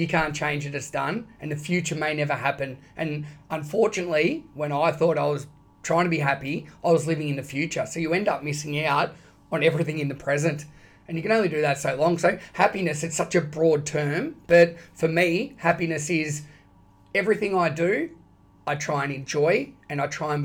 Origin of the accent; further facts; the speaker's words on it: Shepparton, Victoria, Australia; also born or lived in London; now in Bayside, Melbourne, Australia; growing up in Shepparton, played cricket and football at amazing clubs